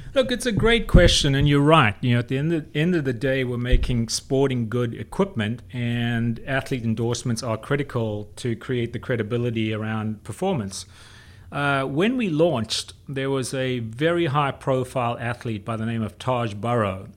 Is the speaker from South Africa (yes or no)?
yes; South Africa; I grew up in South Africa